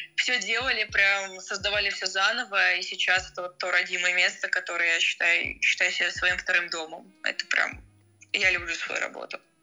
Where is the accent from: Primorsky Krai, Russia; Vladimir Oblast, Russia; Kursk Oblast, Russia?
Vladimir Oblast, Russia; Murom; moved away as an adult; now in Moscow, Russia; я уже как год живу в Москве, я родился в Муроме, это Владимирская область